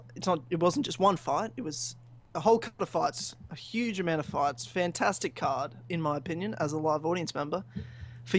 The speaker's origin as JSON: {"language": "English", "town": "Melbourne", "region": "Victoria", "country": "Australia", "tie": "born or raised there", "said": "Melbourne, my hometown"}